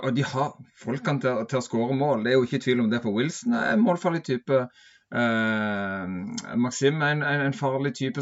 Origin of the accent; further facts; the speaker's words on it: Sørlandet, Southern Norway, Norway; jeg er jo fra Sørlandet